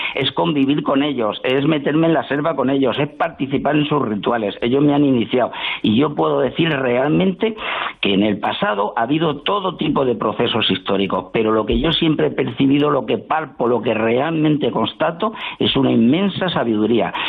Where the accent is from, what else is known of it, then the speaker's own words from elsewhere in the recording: Spain; como españoles que somos